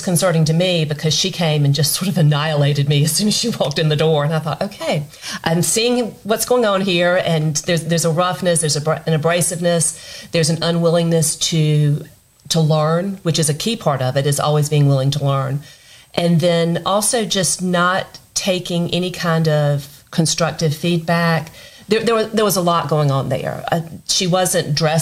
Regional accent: South Carolina, United States; growing up in South Carolina

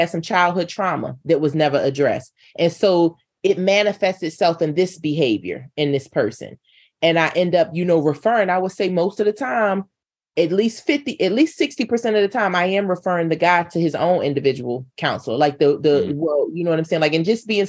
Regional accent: North Carolina, United States; moved away; I'm from North Carolina

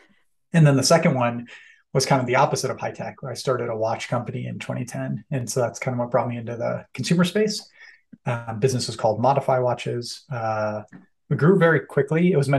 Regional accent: Cleveland, Ohio, United States; grew up in Cleveland, Ohio, which is America's favorite city, as we all know.

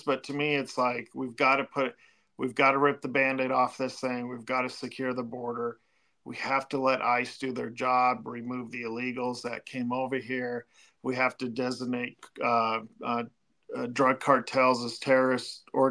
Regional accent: Fort Collins, Colorado, United States; in my hometown

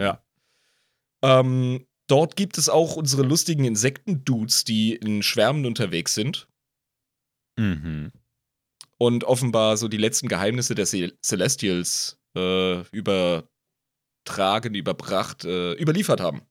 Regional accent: Rhineland-Palatinate, Germany; now in Switzerland; Als Pfälzer

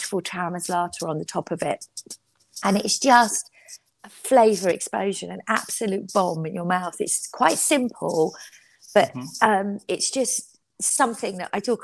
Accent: London, United Kingdom; growing up in London

